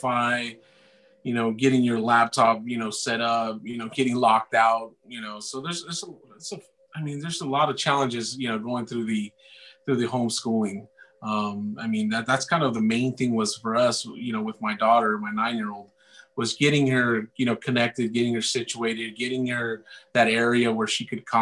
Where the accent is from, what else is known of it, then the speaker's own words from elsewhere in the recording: San Jose, California, United States; born and raised in Eastside San Jose